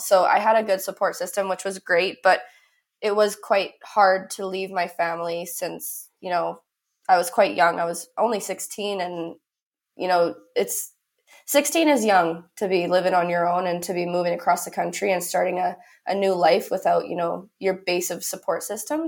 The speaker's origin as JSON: {"language": "English", "country": "Canada", "said": "I'm from Canada"}